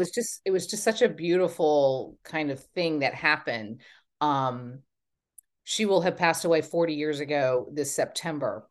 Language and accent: English; Texas, United States; moved away as an adult; also born or lived in Los Angeles, California; now in Hampton Bays, United States; I'm from Texas and I'm a very proud Texan